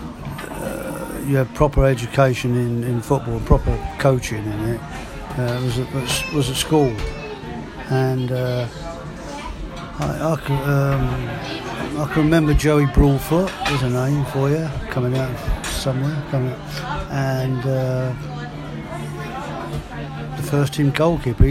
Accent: London, United Kingdom; moved away; I was born in Catford

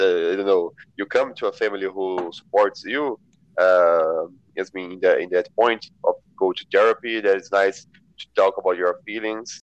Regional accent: Brazil; I am from Brazil

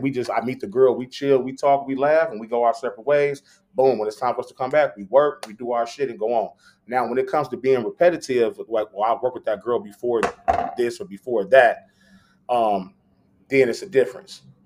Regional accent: Long Beach, California, United States; I'm from Long Beach.

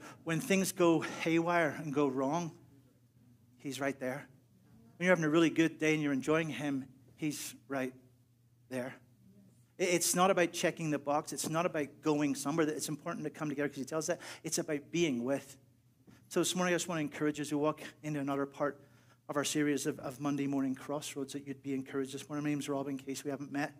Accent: Northern Ireland, United Kingdom; moved away; I'm from Northern Ireland

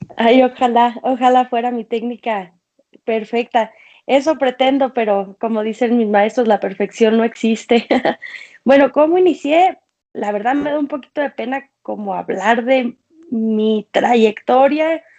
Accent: Culiacán, Sinaloa, Mexico; also born or lived in Mexico City; Yo soy de Culiacán, Sinaloa, pero en este momento estoy en la Ciudad de México

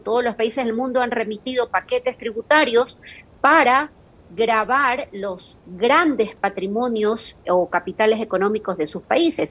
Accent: Guayaquil, Guayas, Ecuador; yo se lo digo como guayaquileña

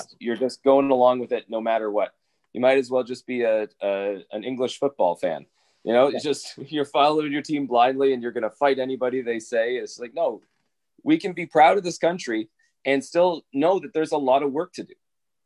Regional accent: Canada; I have always been like a proud Canadian

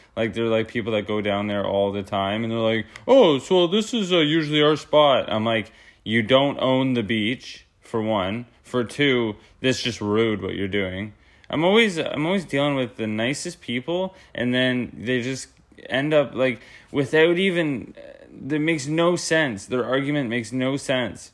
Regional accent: Peterborough, Ontario, Canada; moved away; also born or lived in Canmore, Alberta; we're all from Peterborough

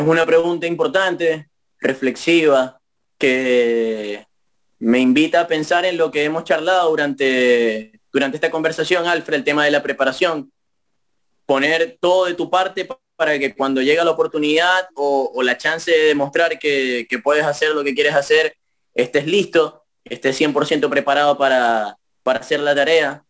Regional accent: Venezuela; yo de Venezuela

